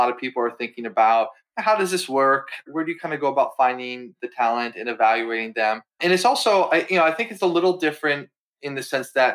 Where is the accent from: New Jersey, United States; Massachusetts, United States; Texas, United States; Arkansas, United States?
Massachusetts, United States; now in Philadelphia, United States; where I'm from Massachusetts, I live in Philly now